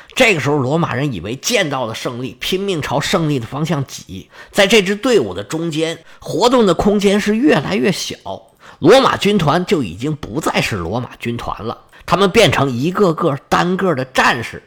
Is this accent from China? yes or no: yes; China; 现代的人，尤其是像我们中国人，他没有宗教信仰的